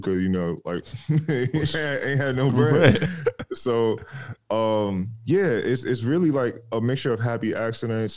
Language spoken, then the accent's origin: English; New York, United States; I'm from New York. Born and raised. Family's from Jamaica though, but I'm born and raised in New York